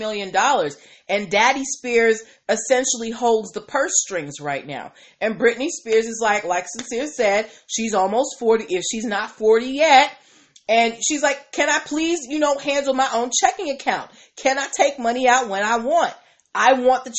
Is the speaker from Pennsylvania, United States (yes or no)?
no; Massachusetts, United States; my home state of Massachusetts